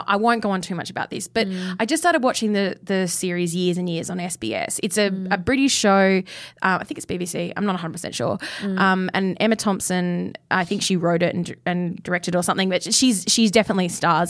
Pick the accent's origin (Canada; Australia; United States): Australia; Perth, Western Australia; moved away; I'm from Perth.